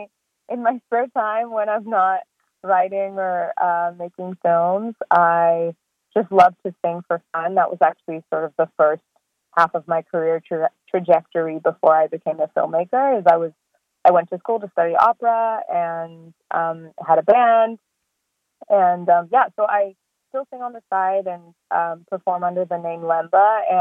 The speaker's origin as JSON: {"language": "English", "country": "South Africa", "tie": "born or raised there", "also_born_or_lived": "Swaziland / Australia", "lives_now": "Canada", "said": "I was born in Swaziland and grew up in South Africa and Australia and then moved to Canada."}